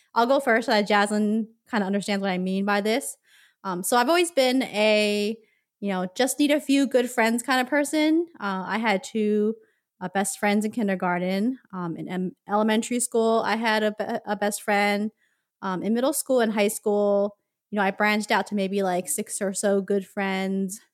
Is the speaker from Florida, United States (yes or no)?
no; Philadelphia, Pennsylvania, United States; growing up in North Philadelphia